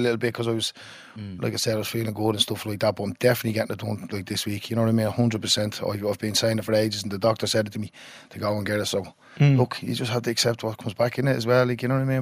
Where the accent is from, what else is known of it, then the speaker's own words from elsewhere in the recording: Dublin, Leinster, Ireland; I was born in James's Hospital. Um, lived in a tenement house